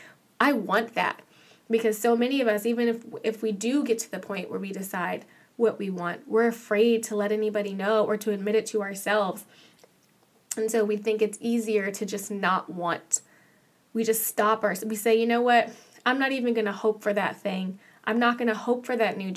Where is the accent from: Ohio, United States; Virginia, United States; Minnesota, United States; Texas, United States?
Virginia, United States; Manassas; moved away as an adult; now in Los Angeles, United States; I'm from Manassas, Virginia